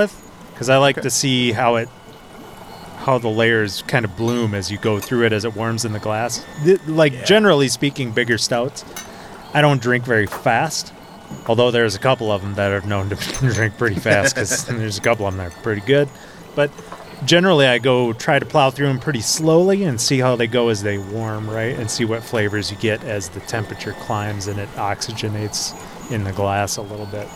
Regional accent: Wisconsin, United States; I'm from Wisconsin. I just sound like this.

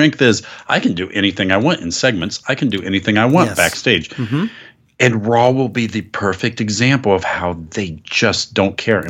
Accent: Florida, United States; First off, I have to apologize for my home state of Florida.

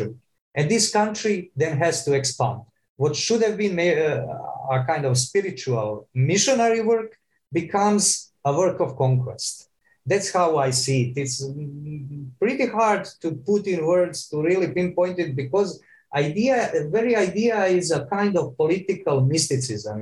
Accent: Croatia; I'm from Croatia

